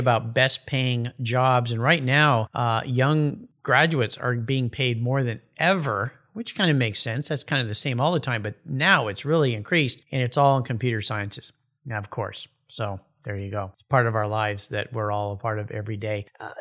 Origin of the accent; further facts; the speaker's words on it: Southern California, United States; I grew up in Southern California, and we used to surf off of the cliffs there at Black's